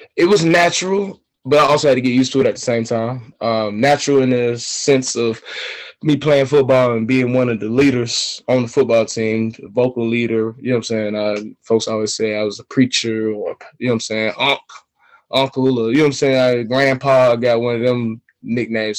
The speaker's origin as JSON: {"language": "English", "town": "Atlanta", "region": "Georgia", "country": "United States", "also_born_or_lived": "China", "said": "I'm from Atlanta, Georgia"}